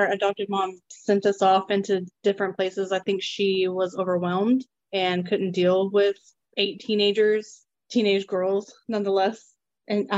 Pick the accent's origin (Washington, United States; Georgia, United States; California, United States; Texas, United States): Texas, United States; Burleson; also born or lived in Godley, Texas; we grew up in Burleson. That's where we always went to school from the time we started school